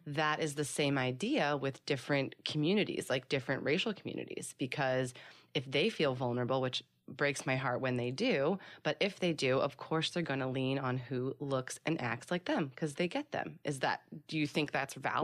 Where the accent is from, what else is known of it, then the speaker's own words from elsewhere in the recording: Philadelphia, Pennsylvania, United States; now in Los Angeles, United States; I was born and raised in Philly